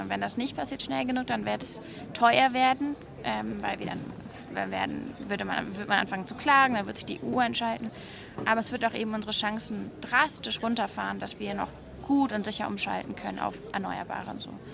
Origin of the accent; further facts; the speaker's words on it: Hamburg, Germany; ich bin in einem Stadtteil groß geworden in Hamburg